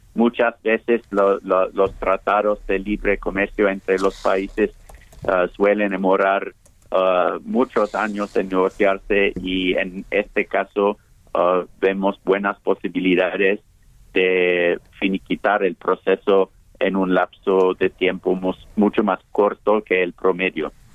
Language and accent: Spanish; United Kingdom; now in Mexico; Reino Unido salimos de la Unión Europea